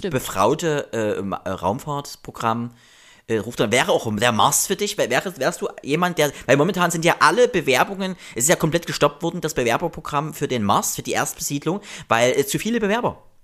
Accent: GDR, East Germany, Germany; ich bin ja auch noch DDR-Kind, äh, 83er

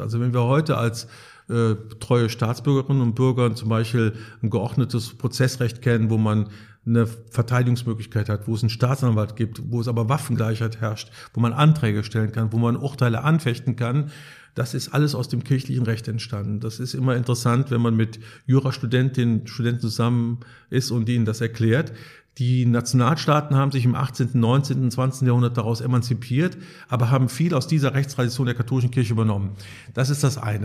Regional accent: Cologne, North Rhine-Westphalia, Germany; now in Münster, Germany; Ich komme aus Köln, der treuesten Tochter Roms, wie es im Stadtwappen heißt.

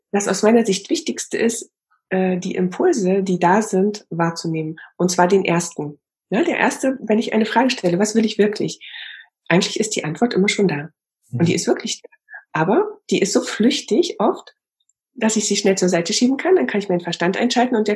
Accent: East Germany, Germany; Ich bin auch in der DDR aufgewachsen.

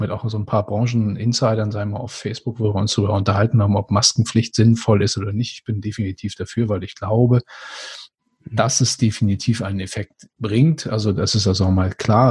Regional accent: Germany; ich bin auch auf dem Land aufgewachsen, aber trotzdem hier oben an der Ostsee.

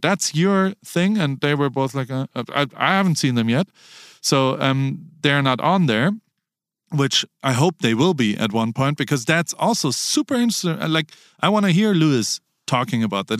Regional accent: Heidelberg, Baden-Württemberg, Germany; I grew up in Heidelberg, Germany

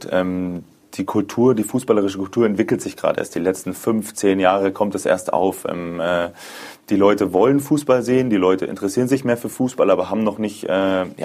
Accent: Munich, Bavaria, Germany; München äh, zurückzulassen. Ähm, meine Familie, meine Freunde, dieses Gesamtpaket. Ähm, ich liebe meine Heimat. Ich bin sehr, sehr heimatbezogen.

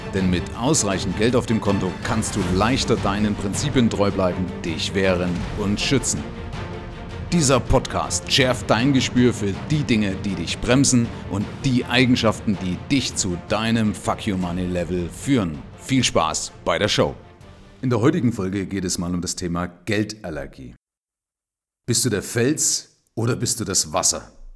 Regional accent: Germany; bei uns in Deutschland

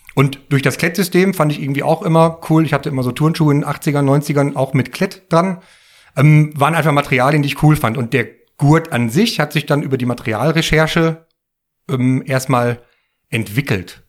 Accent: Bottrop, North Rhine-Westphalia, Germany; ich komme ja aus dem Ruhrgebiet, mitten aus dem Pott und da aus Bottrop und äh, in der alten, an dem alten Kiosk, wo äh, ich auch viel in der Jugend immer wieder war

